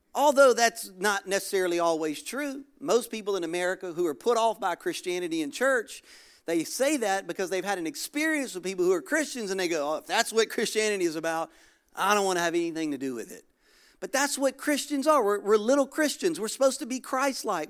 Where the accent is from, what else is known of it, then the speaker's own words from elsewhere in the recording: Louisiana, United States; moved away as an adult; now in Florida, United States; Originally, I'm from Louisiana